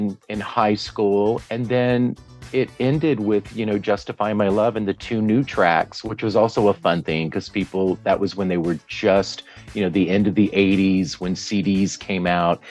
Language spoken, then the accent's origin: English; Northeast Louisiana, United States; moved away as an adult; also born or lived in Dallas, Texas / New York / Los Angeles; I'm from Northeast Louisiana